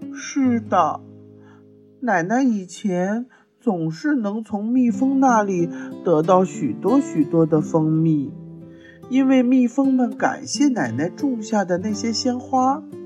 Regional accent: China; 我们中国人呐，是最讲究亲情的

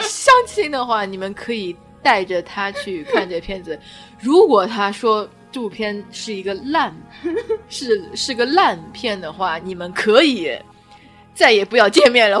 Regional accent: China; 我们中国人很在意这种神神鬼鬼的

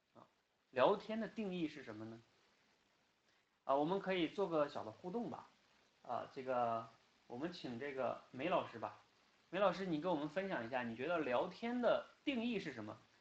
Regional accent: China; first language Chinese; 我们出生在中国，然后呢，也生长在中国

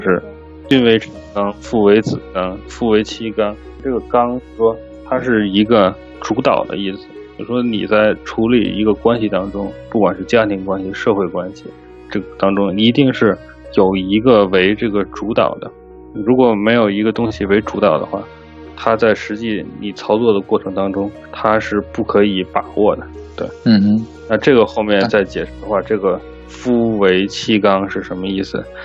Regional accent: China; moved away as an adult; now in Los Angeles, United States; 我们中国人

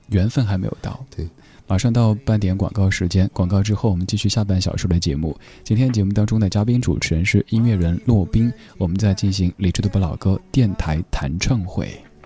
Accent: Chengdu, Sichuan, China; 我们都是成都人

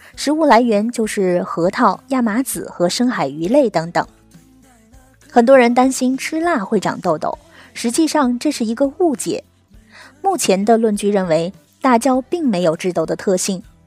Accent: China; 我们中国人可是出了名的饮食超高盐

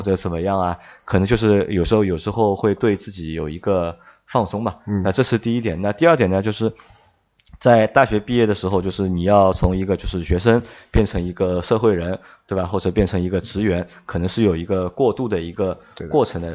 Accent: China; 可能我们中国人的传统是

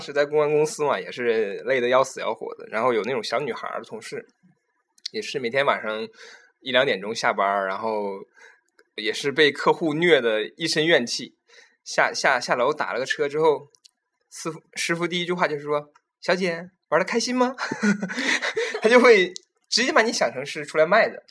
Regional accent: Qiqihar, Heilongjiang, China; moved away; 我的家乡齐齐哈尔

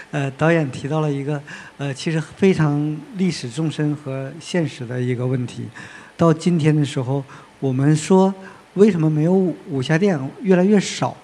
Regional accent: Northeast China, China; 我是东北人

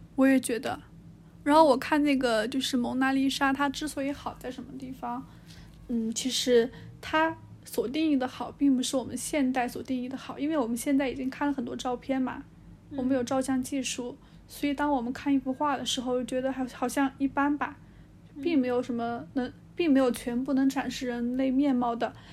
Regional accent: China; 我们中国人

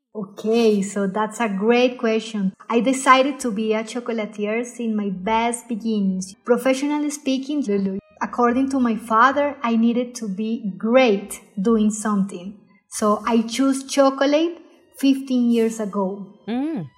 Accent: Cartagena, Bolívar, Colombia; first language Spanish; English is a second language; moved away; also born or lived in Ghent, Belgium; I am from Colombia. I am from a town called Cartagena near to the Caribbean.

